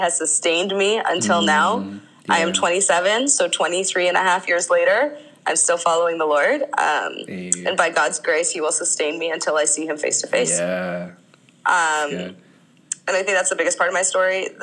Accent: Canada; I was born in Canada and raised in Canada

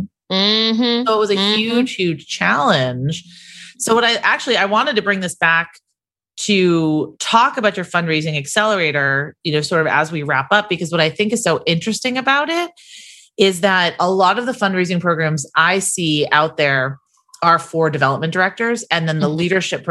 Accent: Massachusetts, United States; moved away as an adult; also born or lived in Virginia; When we moved to Virginia, we're from Massachusetts right after we got married

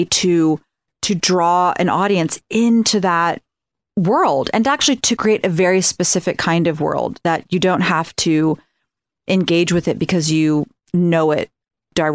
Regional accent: Ohio, United States; I'm from Ohio.

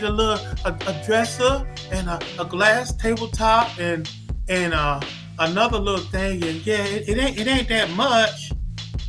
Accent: North Carolina, United States; I'm from North Carolina

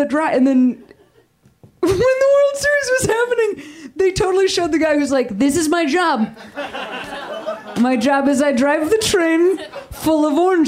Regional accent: Chicago, Illinois, United States; moved away as an adult; now in Los Angeles, United States; I'm also from Chicago

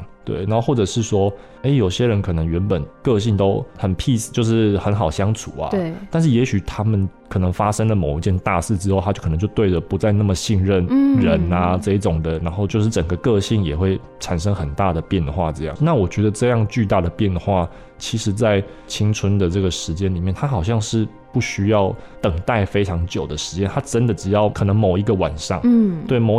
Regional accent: Changhua County, Taiwan; also born or lived in Taichung; 对因为其实我我是彰化人嘛，然后我十八岁后就到台中的东海大学，对，我研究所也是在那边读的

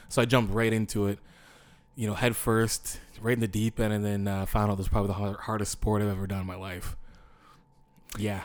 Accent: Windsor, Ontario, Canada; I'm from Windsor, Ontario.

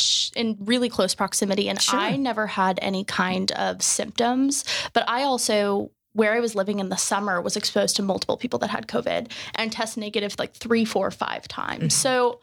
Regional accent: Wenatchee, Washington, United States; I don't live in Seattle. I tell people Seattle because if you know where Wenatchee, Washington is, I'll be very impressed. But I'm from Wenatchee.

